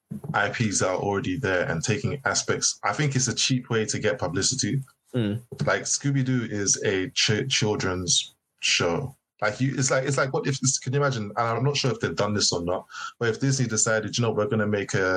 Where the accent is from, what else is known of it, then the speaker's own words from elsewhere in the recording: United Kingdom; as us as Brits